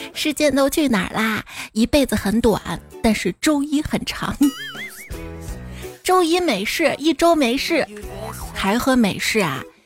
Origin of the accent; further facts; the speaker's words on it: Xi'an, Shaanxi, China; 作为一个西安人啊